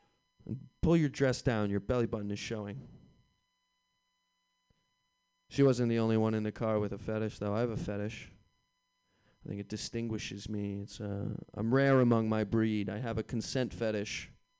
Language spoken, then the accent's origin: English; Boston, Massachusetts, United States